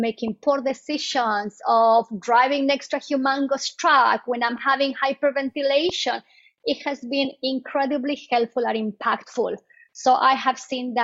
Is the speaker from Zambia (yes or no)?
no; Bolivia; moved away as an adult; now in United States; I am originally from Bolivia, South America, and I came to the States, I think, in 2001.